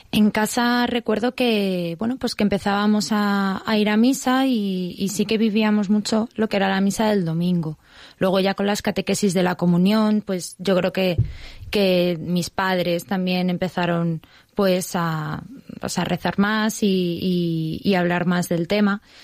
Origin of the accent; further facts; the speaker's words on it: Madrid, Community of Madrid, Spain; yo soy de Madrid, he nacido en Madrid, mi familia es de Madrid, vamos, muy gatos todos